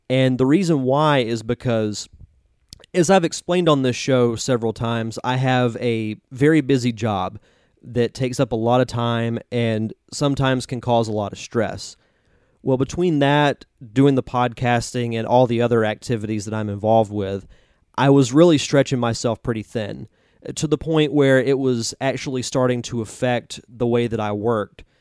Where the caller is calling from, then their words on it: Pensacola, Florida, United States; I am broadcasting this from Pensacola, Florida, in the Gulf Coast area, Northwest Florida.